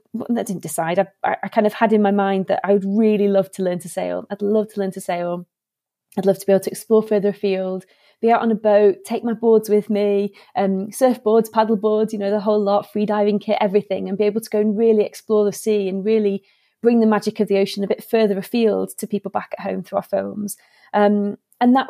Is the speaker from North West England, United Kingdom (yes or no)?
yes; Warrington, North West England, United Kingdom; I grew up in Warrington, which is between Manchester and Liverpool